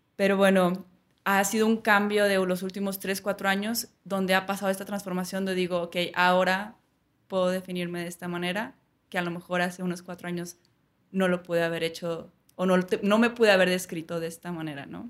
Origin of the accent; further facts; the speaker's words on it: Saltillo, Coahuila, Mexico; moved away as an adult; also born or lived in Bogotá, Colombia / Prague, Czech Republic / London, United Kingdom; soy de Saltillo, pues aquí